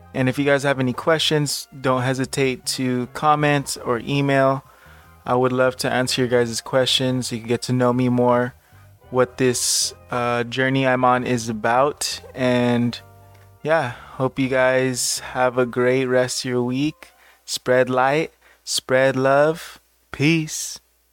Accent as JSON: {"language": "English", "town": "Los Angeles", "region": "California", "country": "United States", "tie": "born or raised there", "also_born_or_lived": "Orange County, California", "said": "I was born and raised in Southern California, mostly Los Angeles, but I moved to Orange County when I was eighteen"}